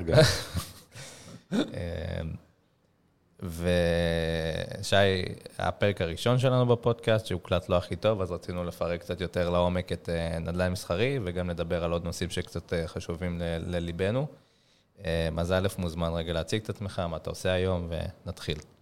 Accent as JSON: {"language": "Hebrew", "country": "Israel", "said": "נגיד ישראלים, אנחנו ישראלים"}